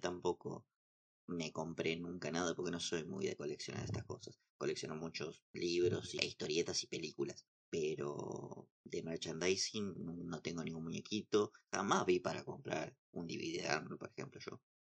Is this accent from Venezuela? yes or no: no; Santa Fe, Argentina; soy de provincia de Santa Fe.